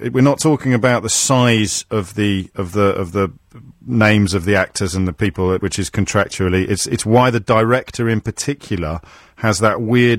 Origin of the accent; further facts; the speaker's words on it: Kidderminster, West Midlands, United Kingdom; moved away; you know I'm a Kidderminster boy, don't you?